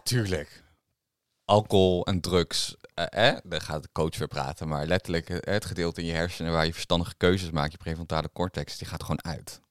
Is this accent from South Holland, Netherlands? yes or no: no; Harderwijk, Gelderland, Netherlands; Harderwijk, waar ik vandaan kom